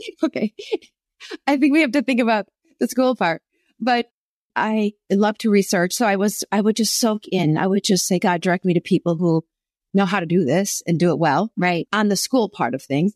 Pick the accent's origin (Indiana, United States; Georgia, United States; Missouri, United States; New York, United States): New York, United States; Buffalo; now in Southern California, United States; I'm from Buffalo, New York